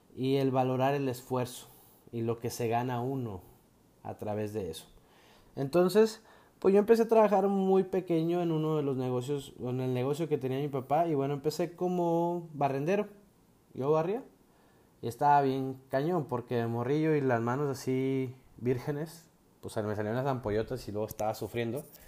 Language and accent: Spanish; Mexico; como buen mexicano que soy